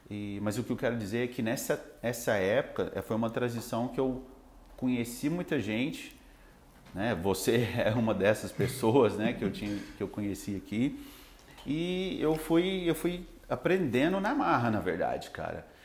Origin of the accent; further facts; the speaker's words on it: Itumbiara, Goiás, Brazil; now in Araguari, Brazil; eu sou de Goiás sou de Tumbiara, né? Eu vim para Minas e eu estou morando em Araguari, né?